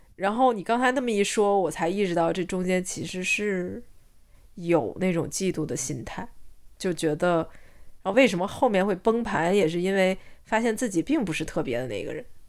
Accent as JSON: {"language": "Chinese", "country": "China", "moved": "yes", "lives_now": "Australia", "said": "我是中国人，而且我，嗯，我觉得这件事我很自豪"}